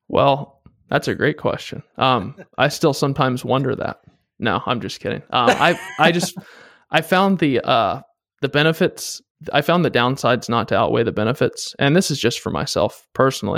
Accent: East Coast, United States; moved away as an adult; also born or lived in northern Washington state; now in Washington, United States; I moved out here first to work for Boeing doing aerospace engineering, and I was from the East Coast

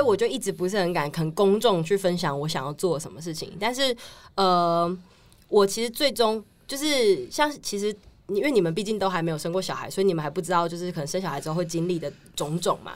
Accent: Taichung, Taiwan; moved away; 我是嗯。台中人

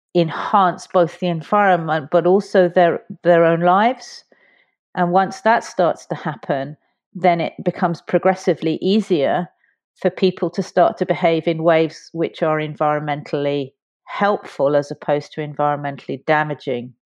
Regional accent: London, United Kingdom; moved away as an adult; now in Fort William, United Kingdom; I was brought up in South London

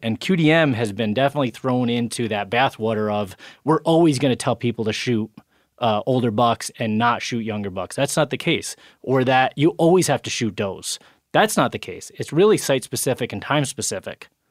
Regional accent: New York, United States; In my home state, New York

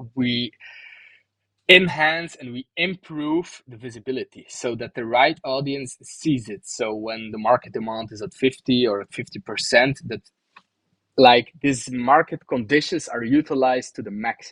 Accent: Bruges, Flanders, Belgium; my hometown, Bruges

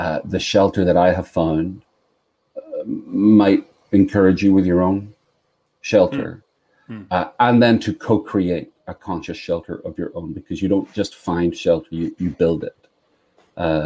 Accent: Belfast, Northern Ireland, United Kingdom; now in North Carolina, United States; I grew up in the north of Ireland, and I live in North Carolina

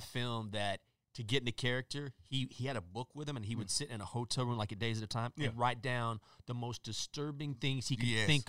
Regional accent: Breckenridge, Texas, United States; my hometown, Breckenridge, Texas, in 1982

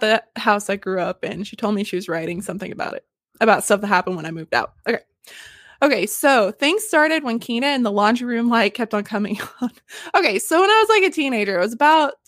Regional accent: Arkansas, United States; moved away; the airport in my hometown, which was flipping Arkansas

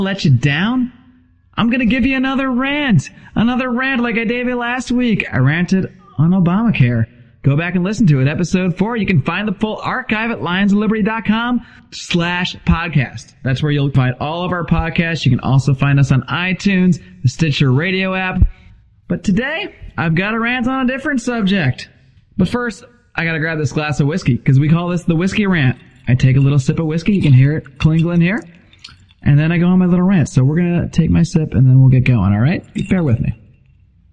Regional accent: Connecticut, United States; now in Southern California, United States; I grew up in Connecticut. We had a cider press at my house

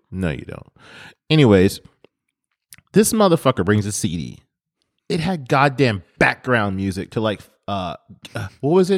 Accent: Detroit, Michigan, United States; moved away; I'm from Detroit

